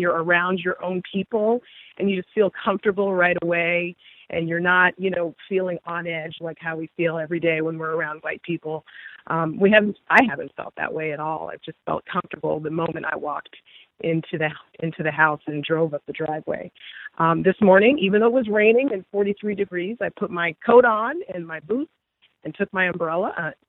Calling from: Virginia, United States; This is the caller / listener / now yoga participant from Virginia. So I'm the only one from Virginia here

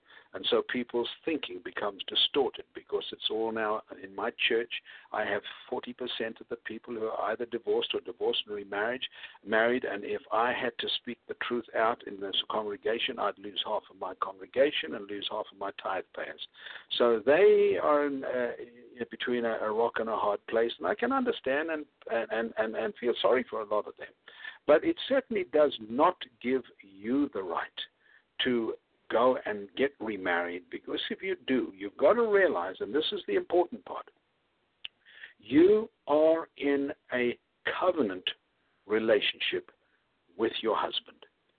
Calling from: Houston, Texas, United States; I'm speaking from Houston.

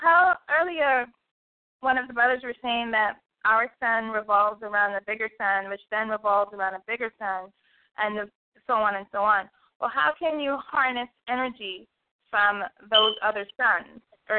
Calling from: New York, United States

